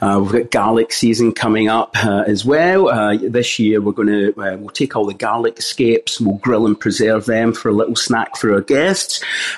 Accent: Glasgow, Scotland, United Kingdom; Growing up in Scotland, Glasgow's eastern suburbs, we definitely grew up with a basic diet that you would expect from a normal family in the 80s and 90s.

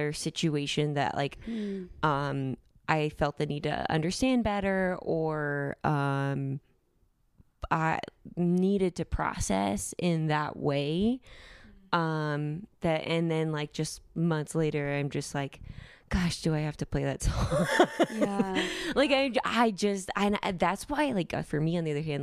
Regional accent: California, United States; moved away as an adult; now in Denver, United States; I moved to Denver. I'm from California. I moved to Denver for my master's

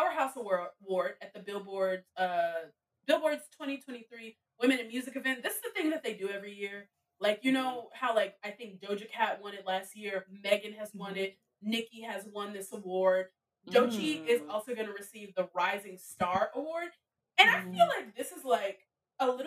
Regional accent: Chicago, Illinois, United States; I'm from Chicago

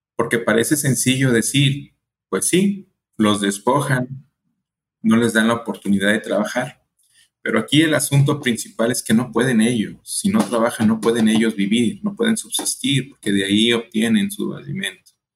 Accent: Colima, Mexico; also born or lived in El Paso, Texas; yo soy de México, nací en Colima, Colima, aquí muy cerquitas de Jalisco

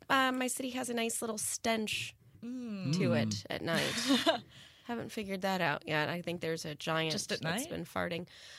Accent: Indiana, United States; now in Los Angeles, United States; I'm from Indiana.

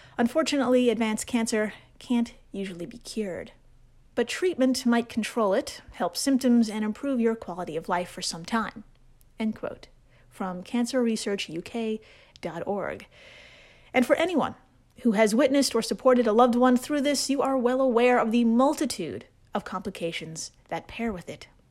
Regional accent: Brooklyn, New York, United States; I'm from Brooklyn.

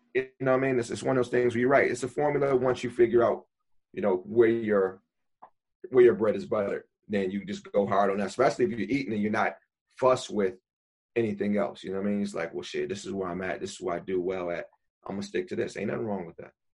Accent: Buffalo, New York, United States; now in New York City, United States; I'm from Buffalo originally

